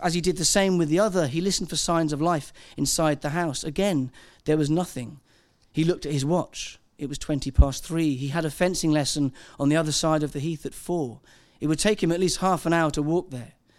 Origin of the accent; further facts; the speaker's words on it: Wales, United Kingdom; I'm Welsh